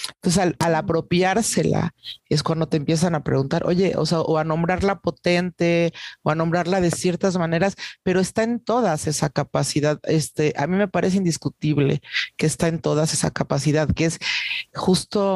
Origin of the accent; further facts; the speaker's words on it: Salina Cruz, Oaxaca, Mexico; now in Mexico City, Mexico; Soy de Oaxaca, eh, de una familia desplazada, como muchas familias eh, oaxaqueñas, ¿no? Eh, vivo en la Ciudad de México desde hace muchísimos años, décadas ya